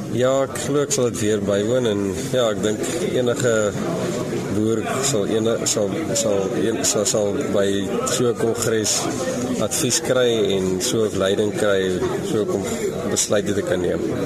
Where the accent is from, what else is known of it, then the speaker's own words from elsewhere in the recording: Jamestown, Eastern Cape, South Africa; Ek kom van Jamestown af. Ek hoor daar in die Jamestown omgewing